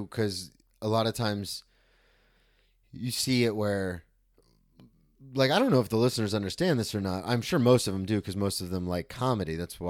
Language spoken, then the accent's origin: English; Daytona Beach, Florida, United States; I grew up in Daytona. I know exactly what you mean.